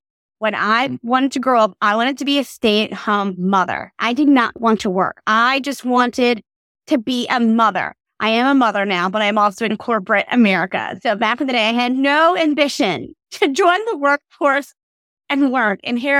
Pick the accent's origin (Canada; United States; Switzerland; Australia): Australia; So I grew up living in Australia, and my family is originally from Mississippi.